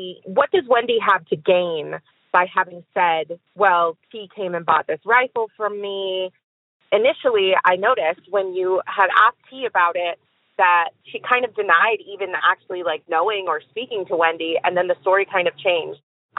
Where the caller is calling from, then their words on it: Eugene, Oregon, United States; I am calling from Eugene, Oregon.